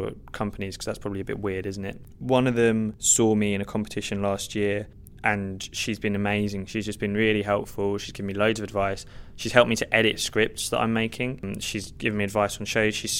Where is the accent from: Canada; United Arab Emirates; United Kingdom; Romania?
United Kingdom; Hertfordshire, East of England; also born or lived in Stevenage; now in London, United Kingdom; I actually grew up in Hertfordshire